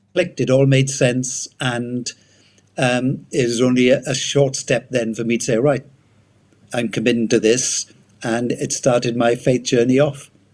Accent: Wales, United Kingdom; accent: Welsh; moved away as an adult; I'm Welsh. Um, left Wales many many years ago. Yeah, I was brought up first 18 years in Wales

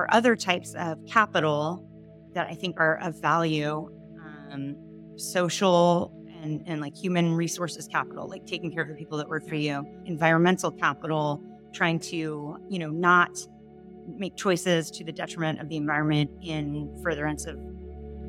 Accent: San Diego, California, United States; I grew up in San Diego

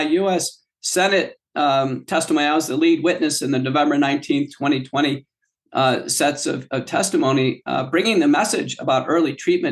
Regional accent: United States; born or raised there; also born or lived in Texas / the north (US)

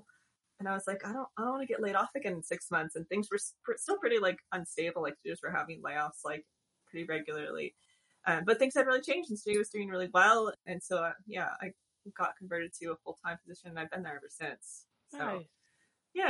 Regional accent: Northern Illinois and Southern Wisconsin, Midwest, United States; moved away as an adult; also born or lived in Madison, Wisconsin / Chicago; now in Austin, United States; I was born in the Midwest, and I've lived in the Northern Illinois and Southern Wisconsin rural areas for most of my young adult and childhood era.

